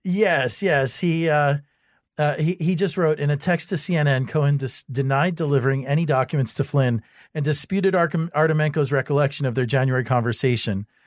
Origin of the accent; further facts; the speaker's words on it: Miami, Florida, United States; I'm from Miami.